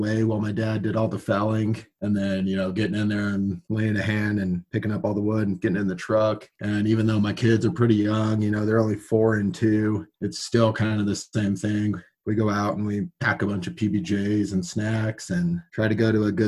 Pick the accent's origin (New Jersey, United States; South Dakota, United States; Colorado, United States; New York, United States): Colorado, United States; San Luis Valley; also born or lived in Texas; I'm fifth generation from the Valley, raising the sixth generation